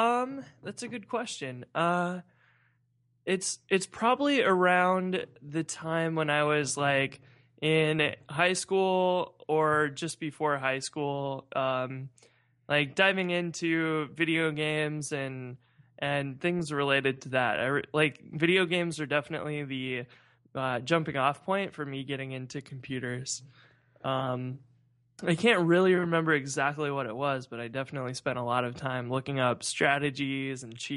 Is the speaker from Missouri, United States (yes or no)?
yes; St. Louis, Missouri, United States; So I'm from St. Louis.